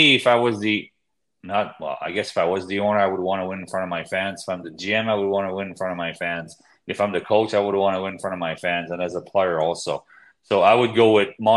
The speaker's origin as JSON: {"language": "English", "region": "Quebec", "country": "Canada", "said": "I'm from Quebec"}